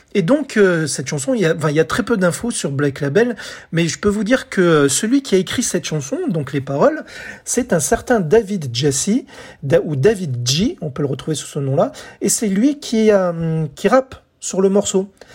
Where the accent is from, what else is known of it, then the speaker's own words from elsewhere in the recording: France; chez nous en France